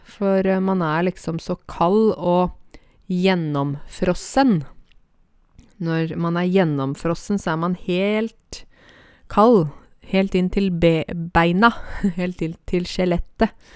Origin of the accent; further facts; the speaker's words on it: Åmot, Buskerud, Norway; Åmot, der jeg kommer fra